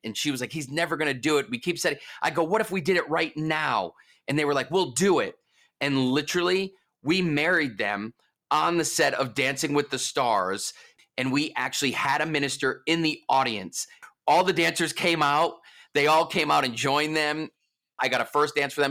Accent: East Coast, United States; I'm from the East Coast.

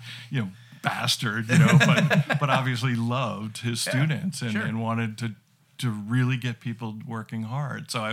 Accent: New Jersey, United States; also born or lived in Bozeman, Montana; now in Billings, United States; I'm originally from New Jersey

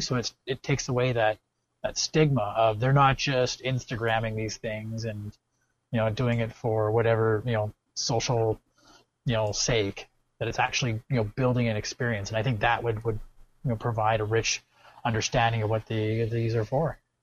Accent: Canada; I'm Canadian

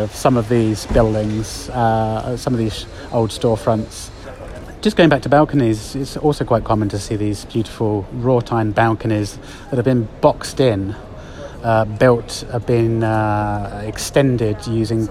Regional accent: United Kingdom; now in Spain; me being a Brit

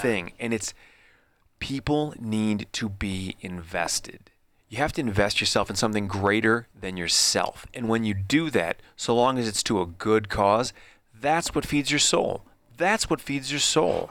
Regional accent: Midwest, United States; me growing up in the Midwest

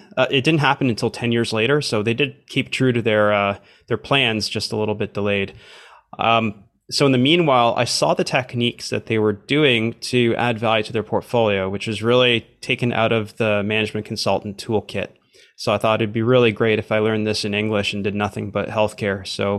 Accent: Canada; also born or lived in Romania / South Korea; Born in Romania, but grew up for most of my life in Canada.

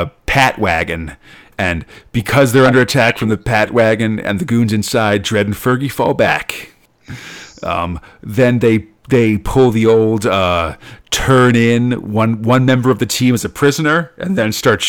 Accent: United States; I'm an American and was born in the year 1980.

